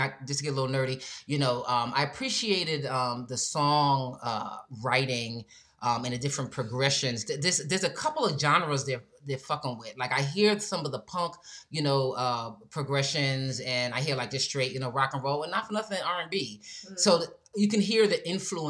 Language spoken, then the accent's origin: English; New York, United States; growing up in New York